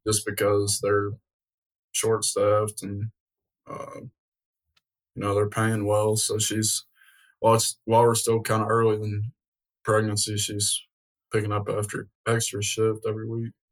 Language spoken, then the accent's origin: English; Portland, Tennessee, United States; am born and raised in Portland